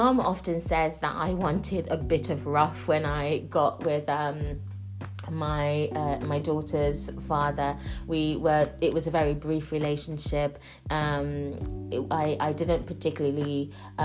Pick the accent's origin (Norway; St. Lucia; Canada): St. Lucia; moved away; also born or lived in United Kingdom; I grew up on the island of St. Lucia. I am Jamaican and St. Lucian and born in the UK.